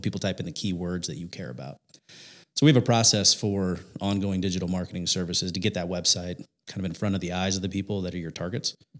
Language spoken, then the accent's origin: English; Indiana, United States; born and raised in Indiana